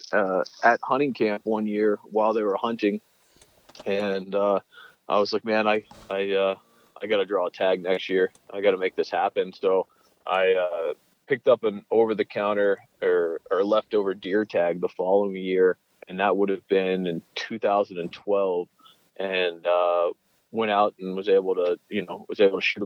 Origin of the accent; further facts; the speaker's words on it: Steamboat Springs, Colorado, United States; I grew up in Steamboat Springs, Colorado